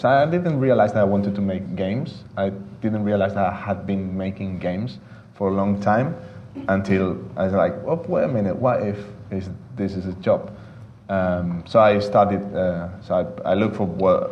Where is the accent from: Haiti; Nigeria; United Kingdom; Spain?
Spain; Valencia, Valencian Community; I studied fine arts in my hometown of Valencia in Spain